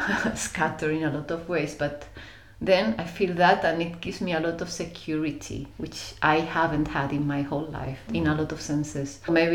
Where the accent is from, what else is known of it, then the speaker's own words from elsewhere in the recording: Germany; English is a second language; No, I was born in Germany, you know, I always wanted to be different. So I just took the excuse of being born in Germany. But I never fit there.